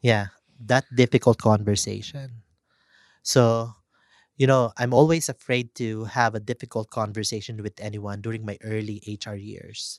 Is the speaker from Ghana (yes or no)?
no; Philippines; as Filipino